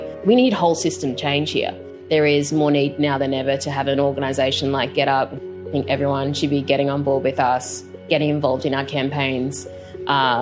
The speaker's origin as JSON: {"language": "English", "town": "Lismore", "region": "New South Wales", "country": "Australia", "tie": "born or raised there", "said": "I grew up in Lismore in northern New South Wales, where we are also traditional owners"}